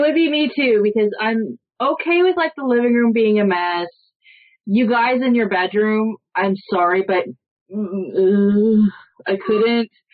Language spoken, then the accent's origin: English; Toronto, Ontario, Canada; I'm from Toronto